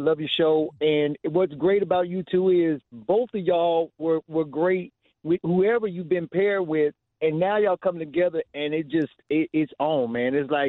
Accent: Mississippi, United States; now in Texas, United States; Now, I'm from Mississippi.

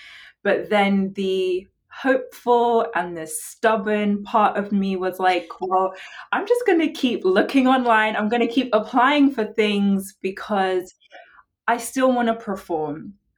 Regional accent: England, United Kingdom; now in United States; They find out I'm from England and their response is always like, why are you here?

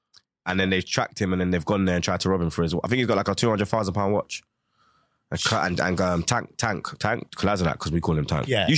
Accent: Jamaica; Because in Jamaica, you have Gully and Gaza.

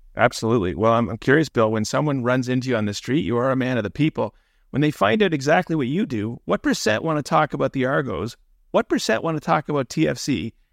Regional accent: Toronto, Ontario, Canada; I grew up in Toronto

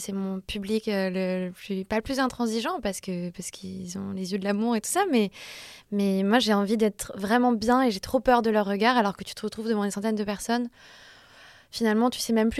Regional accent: Clichy, Île-de-France, France; J'ai grandi à Clichy

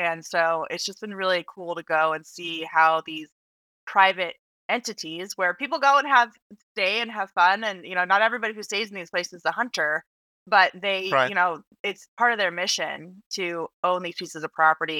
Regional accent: Flagstaff, Arizona, United States; now in Washington, D.C., United States; In Flagstaff, Arizona.

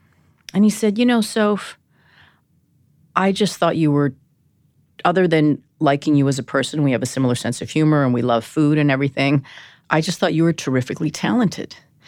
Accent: Vancouver, British Columbia, Canada; moved away as an adult; now in New York, United States; Born and raised in Vancouver.

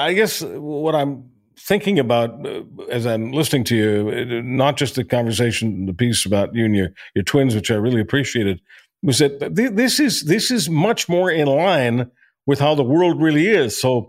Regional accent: Montreal, Quebec, Canada; hockey was not to me just a game, especially growing up in Montreal.

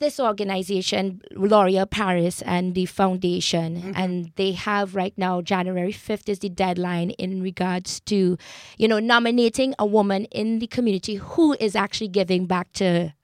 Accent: Trinidad & Tobago; now in Toronto, Canada; I grew up in Trinidad, which is a highly multicultural you know, society.

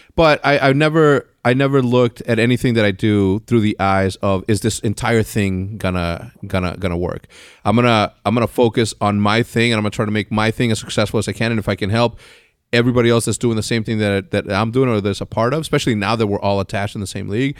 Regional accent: Texas, United States; I was born in Texas

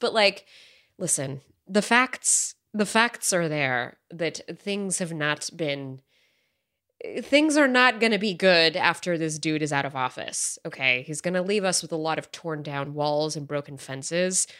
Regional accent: United States; as an American citizen

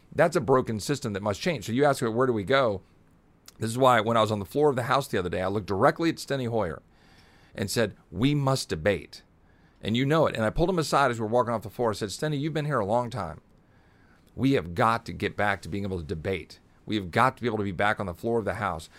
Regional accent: Virginia, United States; moved away; also born or lived in Texas / Richmond, Virginia; I actually grew up in Virginia

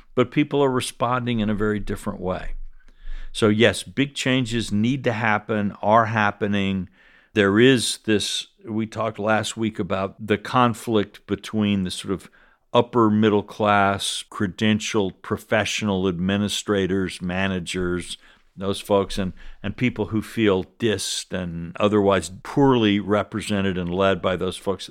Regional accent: South Carolina, United States; moved away; I'm from South Carolina

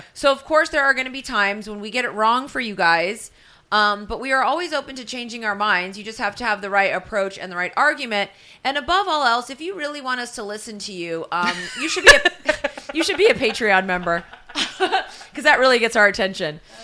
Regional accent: West Coast, United States; I'm from the West Coast. I'm a lady from the West Coast

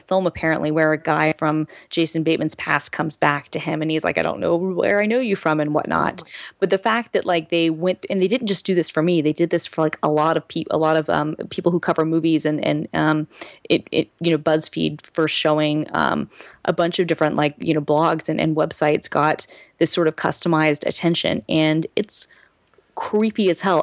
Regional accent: Lawrenceville, United States; I'm from Lawrenceville

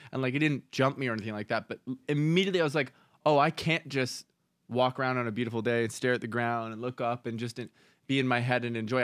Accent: Canada; I grew up in Canada

